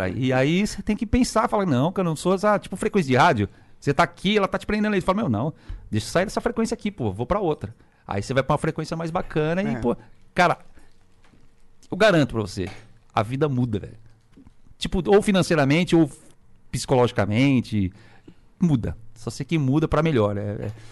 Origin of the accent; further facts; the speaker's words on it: Minas Gerais, Brazil; eu falei, eu vim de Minas